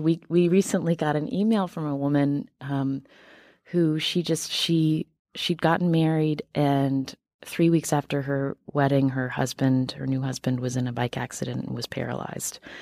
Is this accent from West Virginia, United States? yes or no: yes; West Virginia, United States; I am from West Virginia